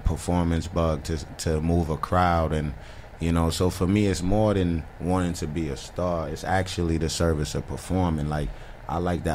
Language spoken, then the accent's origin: English; New York City, New York, United States; also born or lived in U.S. Virgin Islands / Philadelphia; I really grew up in the Bronx